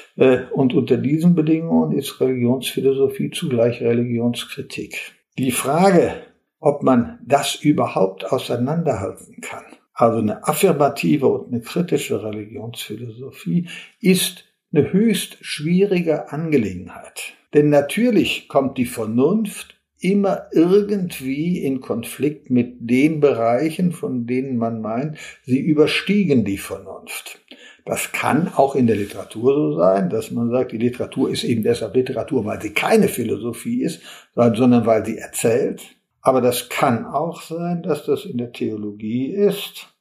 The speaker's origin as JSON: {"language": "German", "town": "Olpe", "region": "North Rhine-Westphalia", "country": "Germany", "tie": "born or raised there", "also_born_or_lived": "Bochum", "moved": "as an adult", "said": "Bochum nah bei meinem Heimatort Olpe in Westfalen war, wo ich äh, herkomme."}